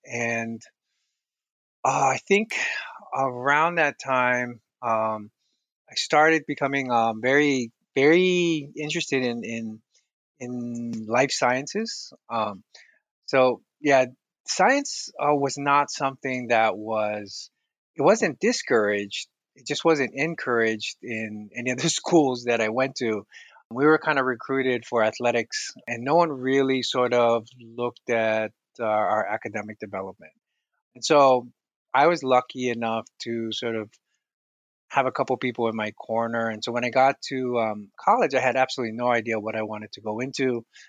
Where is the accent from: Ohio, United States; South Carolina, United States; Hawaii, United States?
Hawaii, United States; So I was born and raised in Hawaii. And so a lot of my upbringing was in the Pacific.